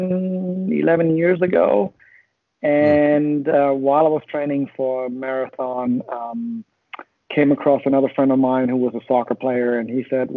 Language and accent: English; Germany; moved away as an adult; now in Huntsville, United States; originally, I'm from near Hamburg, Germany